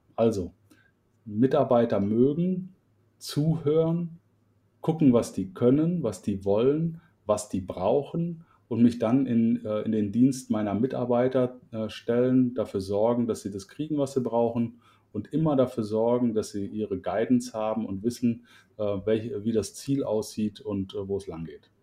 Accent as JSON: {"language": "German", "town": "Cologne", "region": "North Rhine-Westphalia", "country": "Germany", "tie": "born or raised there", "also_born_or_lived": "Middle Franconia, near Nuremberg", "said": "ich bin gebürtiger Mittelfranke aus der Nähe von Nürnberg, aber bin da mit zwei Jahren dann schon äh, verschickt worden nach Köln ähm, und bin also in Köln groß geworden"}